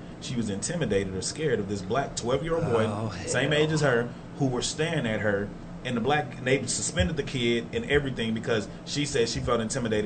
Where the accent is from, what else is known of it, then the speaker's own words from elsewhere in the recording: Texas, United States; I'm from Texas.